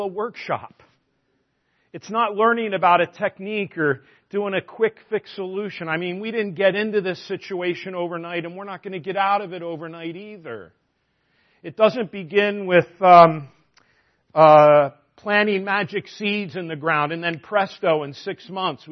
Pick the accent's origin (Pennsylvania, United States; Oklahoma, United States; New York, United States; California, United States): Pennsylvania, United States; outside of Philadelphia; I grew up outside of Philly